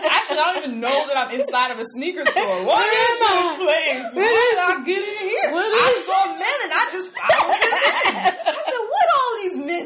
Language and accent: English; New York, United States; and I'm from New York, and I mean I'm sure there are men. I've went to school down south